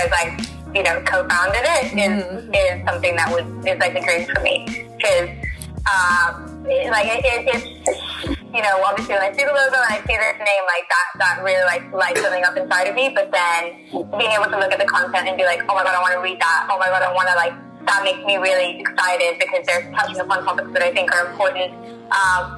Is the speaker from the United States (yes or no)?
no; Pakistan; moved away; I'm originally from Pakistan, that's where I was born